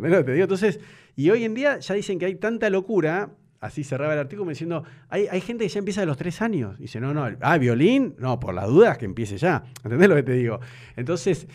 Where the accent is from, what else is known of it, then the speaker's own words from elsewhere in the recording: Buenos Aires, Argentina; moved away as an adult; now in Nordelta, Argentina; Yo jugaba en la pared de mi casa de Belgrano